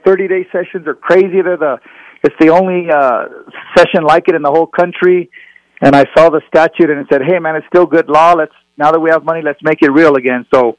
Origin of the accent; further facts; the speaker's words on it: Albuquerque, New Mexico, United States; moved away as an adult; also born or lived in Seattle; I grew up in the North Valley, as you know. I moved out to Seattle. When I came back home, I lived on the west side where my dad lived.